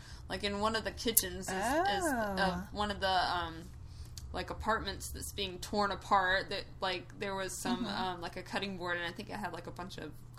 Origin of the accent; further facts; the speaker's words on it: the South, United States; I grew up in the South